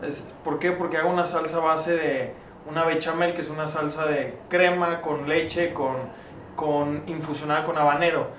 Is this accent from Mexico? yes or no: yes; León, Guanajuato, Mexico; moved away; also born or lived in Monterrey; yo soy originario de León, Guanajuato